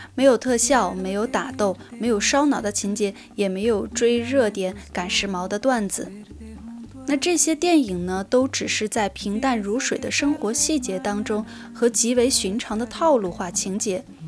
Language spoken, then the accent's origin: Chinese; Chongqing, China; now in Beijing, China; 我今年很遗憾不能回我的老家重庆和我的爸妈一起团年了。那今年我还是会待在北京和我的家人在北京一起过年